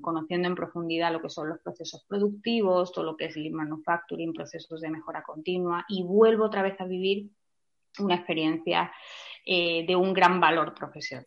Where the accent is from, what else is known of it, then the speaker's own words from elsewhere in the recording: Melilla, Spain; yo eh, he nacido en Melilla